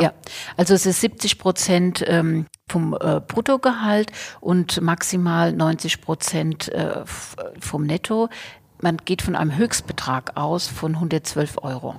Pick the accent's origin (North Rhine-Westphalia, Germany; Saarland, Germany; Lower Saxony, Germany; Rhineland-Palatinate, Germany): Rhineland-Palatinate, Germany; Bad Kreuznach; also born or lived in Portugal; ich komme aus dem Weingut